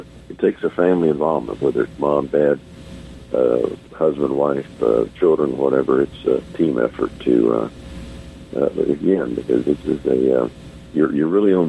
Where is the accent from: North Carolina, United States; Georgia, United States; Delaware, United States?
Georgia, United States; Norcross; I was 10 years old, and I grew up in Norcross, Georgia. So, you know, I'm kind of, I live right now, I live about 6 miles from where I grew up.